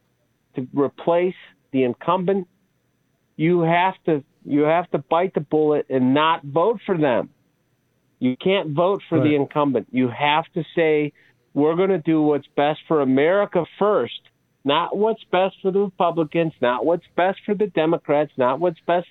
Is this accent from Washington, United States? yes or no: no; Chicago, Illinois, United States; I grew up in Chicago. I grew up in this inner city